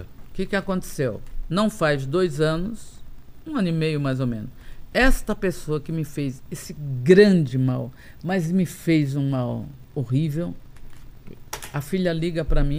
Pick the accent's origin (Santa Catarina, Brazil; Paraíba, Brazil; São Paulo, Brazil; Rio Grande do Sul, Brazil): Paraíba, Brazil; Tambaú; eu nasci em Tambaú